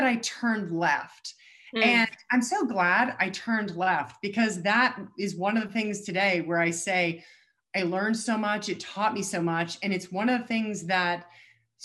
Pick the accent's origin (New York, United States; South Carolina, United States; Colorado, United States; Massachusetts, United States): Colorado, United States; I'm born and raised in Colorado